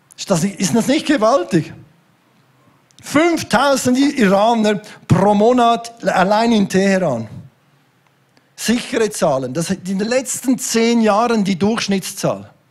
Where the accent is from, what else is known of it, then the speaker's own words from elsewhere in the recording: Switzerland; bei uns in der Schweiz